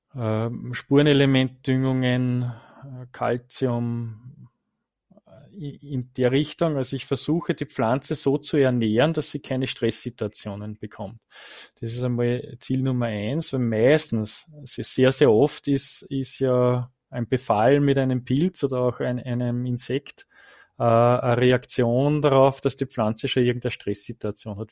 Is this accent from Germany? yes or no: no; Rodingersdorf, Lower Austria, Austria; in Rodingersdorf, also in meiner Heimat